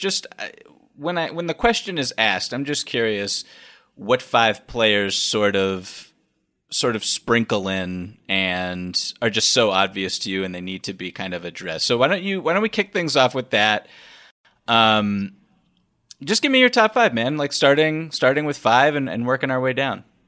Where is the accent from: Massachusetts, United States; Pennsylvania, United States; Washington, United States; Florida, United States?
Massachusetts, United States; Boston; growing up in Boston